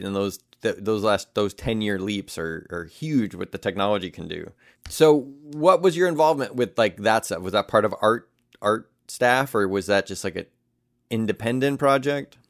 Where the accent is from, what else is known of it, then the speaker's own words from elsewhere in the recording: Elmhurst, Illinois, United States; from Elmhurst, you can stand at certain streets and you can see all the way down to the city. Like, and Chicago is a very flat land. Like, we didn't really know hills or mountains growing up